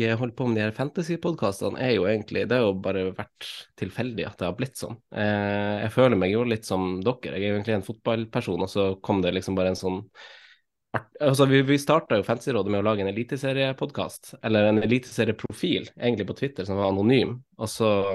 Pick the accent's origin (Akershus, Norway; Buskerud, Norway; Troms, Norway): Troms, Norway; Finnsnes; also born or lived in Oslo; now in Asker, Norway; jeg er jo fra Finnsnes